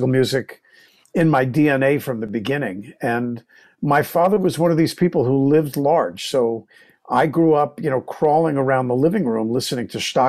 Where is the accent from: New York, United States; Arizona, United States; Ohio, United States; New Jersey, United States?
New York, United States; New Rochelle; now in San Francisco, United States; my hometown of New Rochelle, New York